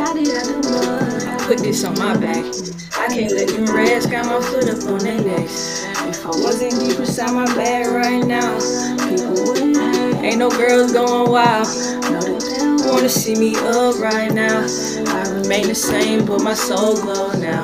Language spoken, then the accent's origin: English; Atlanta, Georgia, United States; moved away; also born or lived in Los Angeles, California; I'm originally from Atlanta